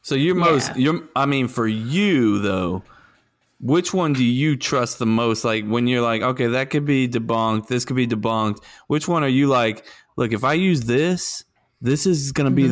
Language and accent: English; the South, United States; accent: southern